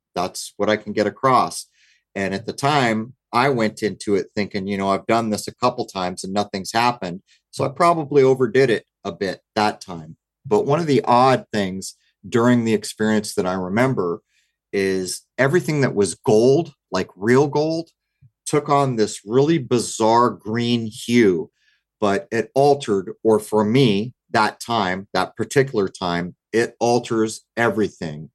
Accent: United States; what I notice about growing up in America is we know how to party

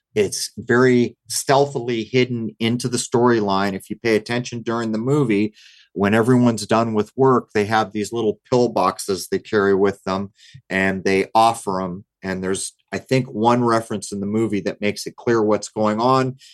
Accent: United States; what I notice about growing up in America is we know how to party

